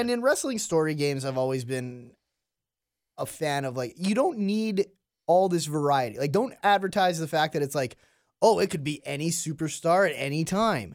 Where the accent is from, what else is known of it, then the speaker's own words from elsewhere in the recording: Canada; as a Canadian